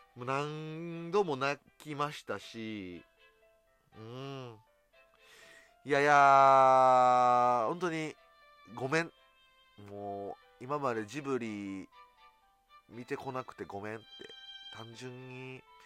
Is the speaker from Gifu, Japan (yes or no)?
no; Osaka, Japan; 地元大阪